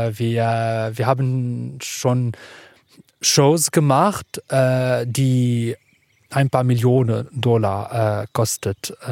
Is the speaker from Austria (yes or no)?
no; Lebanon; German is a second language; now in Berlin, Germany; ich komme aus dem Libanon